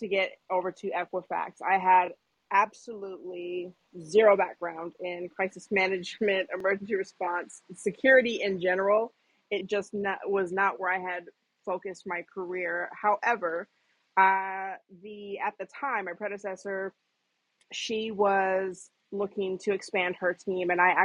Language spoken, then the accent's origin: English; Washington, United States; moved away as an adult; also born or lived in Seattle, Washington / New York; now in Atlanta, United States; I reside in Atlanta, Georgia currently, but I'm from Washington State, born and raised, small country town, so grew up very small town.